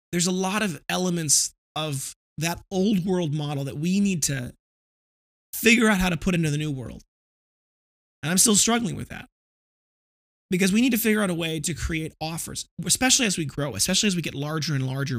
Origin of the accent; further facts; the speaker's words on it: Midwest, United States; I come from the Midwest